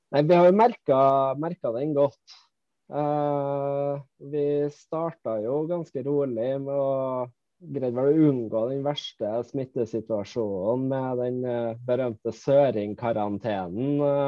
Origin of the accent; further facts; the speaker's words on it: Malvik, Trøndelag, Norway; now in Finnmark, Norway; jeg er opprinnelig fra Malvik, eh, nabokommunen til Trondheim